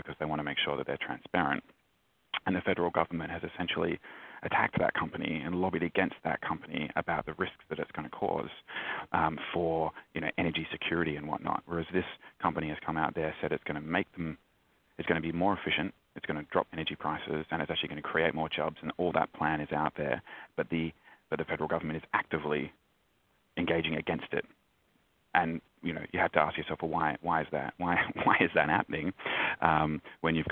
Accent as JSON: {"language": "English", "country": "Australia", "said": "as an Australian"}